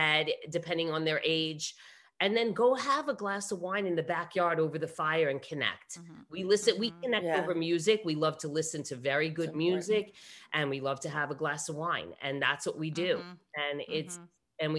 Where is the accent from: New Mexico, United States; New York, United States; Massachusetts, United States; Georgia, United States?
New York, United States; I was born and raised in New York